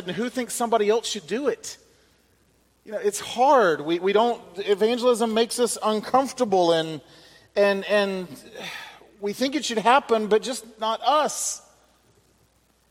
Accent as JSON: {"language": "English", "region": "Alabama", "country": "United States", "tie": "born or raised there", "moved": "yes", "lives_now": "Mississippi, United States", "said": "I was born and raised in Alabama, and that is true"}